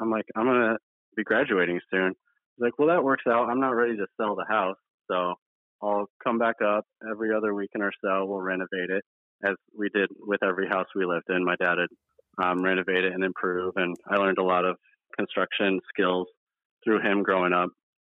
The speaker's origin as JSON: {"language": "English", "town": "Pocatello", "region": "Idaho", "country": "United States", "tie": "born there", "said": "So I was born in Pocatello, Idaho, 1986, en route to the hospital."}